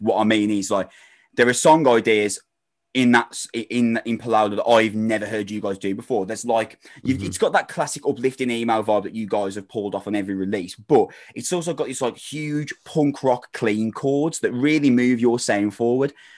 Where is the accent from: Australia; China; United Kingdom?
United Kingdom; Wolverhampton, West Midlands; I'm from Wolverhampton